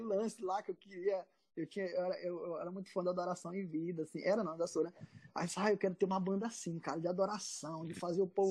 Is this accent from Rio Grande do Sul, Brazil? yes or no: no; Maranhão, Brazil; now in Ceará, Brazil; eu era do Maranhão, eu, eu sou maranhense. E lá no, eu era de uma cidade interior do Maranhão